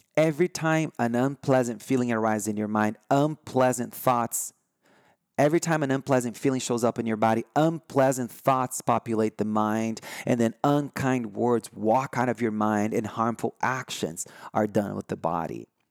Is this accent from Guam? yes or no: no; Brazil; first language Portuguese; English is a second language; now in United States; I'm from Brazil.